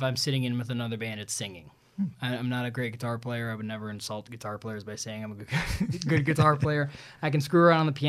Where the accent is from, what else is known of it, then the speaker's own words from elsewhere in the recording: Okemos, Michigan, United States; also born or lived in Southfield, Michigan / Redford, Michigan / Novi, Michigan / Detroit, Michigan; now in West Michigan, United States; we moved to Mid Michigan, I graduated from Okemos High School